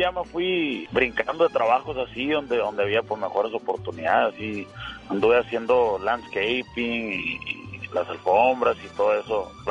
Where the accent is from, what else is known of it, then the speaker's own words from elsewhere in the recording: Tucson, Arizona, United States; born there; Nací en Tucson, Arizona